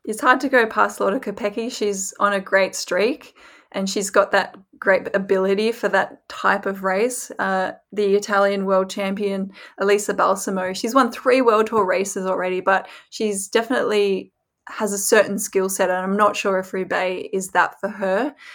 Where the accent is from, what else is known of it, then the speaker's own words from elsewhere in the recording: Australia; I'm from Australia